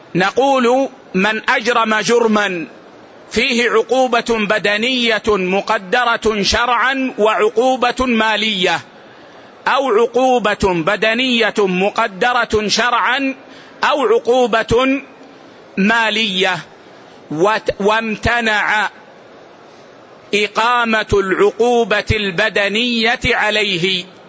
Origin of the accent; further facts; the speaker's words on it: Saudi Arabia; عندنا في السعودية